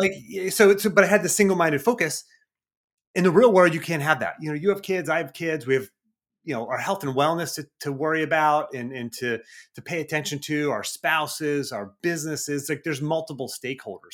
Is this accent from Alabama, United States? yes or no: no; Cranberry Township, Pennsylvania, United States; I did grow up north of Pittsburgh, Cranberry Township area.